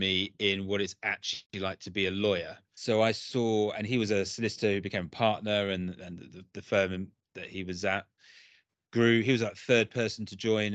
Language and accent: English; Brentwood, East of England, United Kingdom; I grew up in a town called Brentwood in Essex